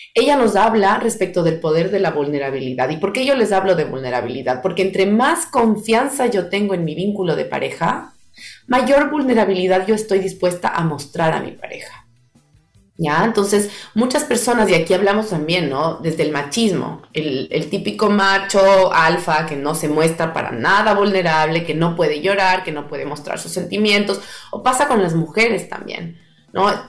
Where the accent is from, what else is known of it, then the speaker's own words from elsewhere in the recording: Ecuador; yo soy ecuatoriana